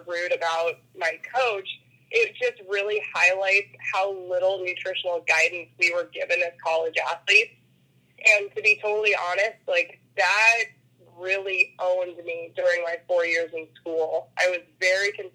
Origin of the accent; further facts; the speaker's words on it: Bird Creek, Alaska, United States; I was born and raised in Bird Creek, which is about 25 miles south of Anchorage